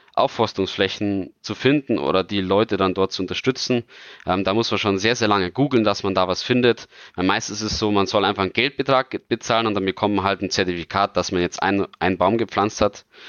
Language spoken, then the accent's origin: German; Bavaria, Germany; als Bayer